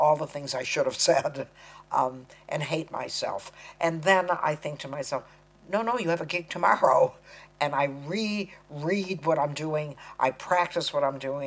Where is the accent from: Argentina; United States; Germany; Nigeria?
United States; accent: American; I'm talking American